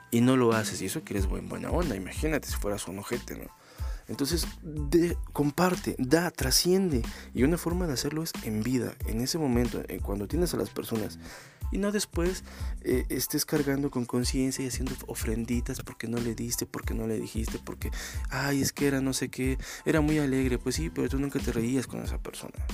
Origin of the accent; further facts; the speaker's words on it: Mexico; Soy bien mexicano, te. soy bien, pues, soy bien culto y respeto mis tradiciones.